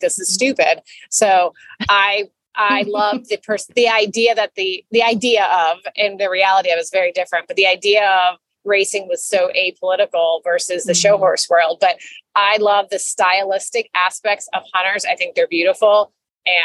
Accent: Florida, United States; also born or lived in New York; I'm born and raised in Florida

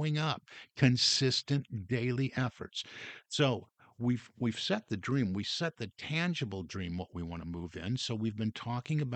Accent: Detroit, Michigan, United States; growing up in Detroit, we heard a lot from Henry Ford

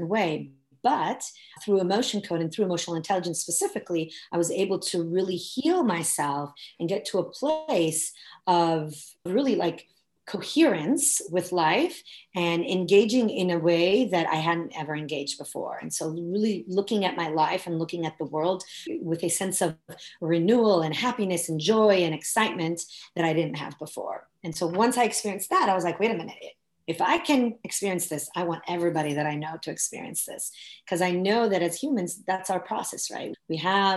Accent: Italy; moved away as an adult; now in United States; I was born and raised in Italy, and I came to the US when I was 20.

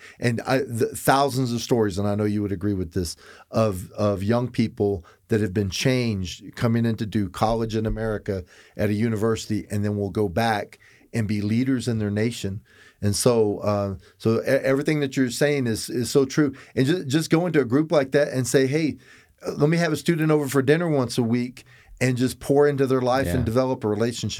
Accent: Florida, United States; I'm a cracker from Florida.

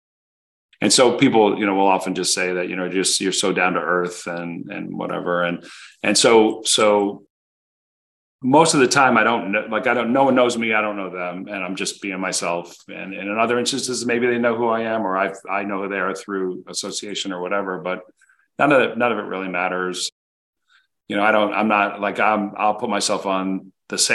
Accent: United States; also born or lived in Connecticut / New Jersey; I grew up outside of New York. So I was in Connecticut and then New Jersey

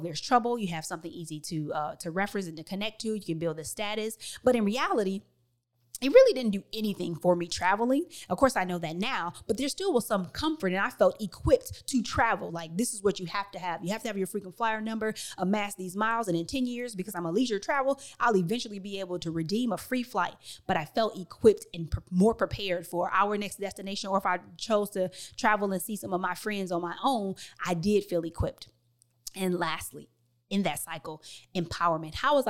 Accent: Detroit, Michigan, United States; I moved all the way from Detroit, Michigan to the suburbs of Chicago.

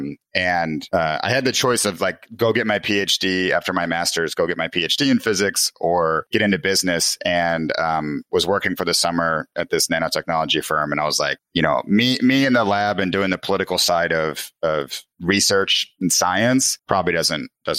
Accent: Des Plaines, Illinois, United States; I grew up in Chicago, in the suburbs, Des Plaines, right next to O'Hare

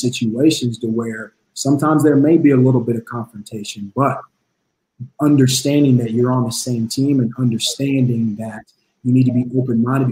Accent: Emporia, Kansas, United States; moved away as an adult; also born or lived in South Carolina / Illinois; from Emporia, Kansas, born and raised

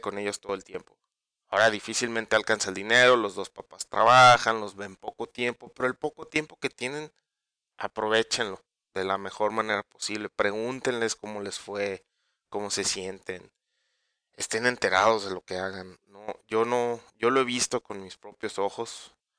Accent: Mexico; todos como mexicanos, los que somos padres de familia

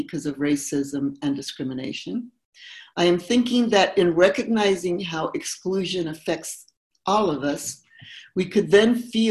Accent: Mexico; now in United States; I was born here, but I grew up in Mexico

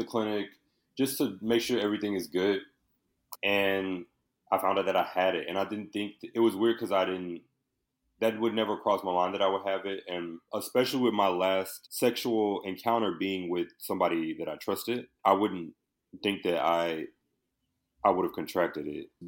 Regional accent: Houston, Texas, United States; moved away as an adult; also born or lived in Indiana; now in Los Angeles, United States; I was born in Houston, Texas, and I was just always a creative, a young child. I went to high school for performing visual arts.

